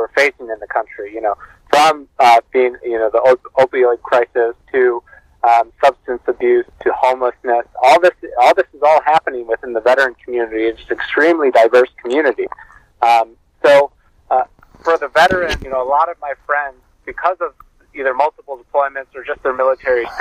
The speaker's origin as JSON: {"language": "English", "town": "Milwaukee", "region": "Wisconsin", "country": "United States", "tie": "born or raised there", "said": "my hometown of Milwaukee, Wisconsin"}